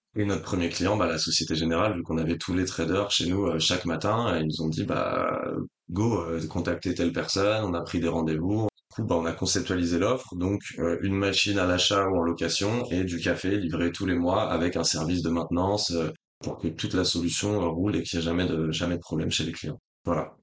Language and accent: French; Rennes, Brittany, France; also born or lived in La Rochelle; now in Paris, France; je suis breton de base, du coup j'ai vécu longtemps à Rennes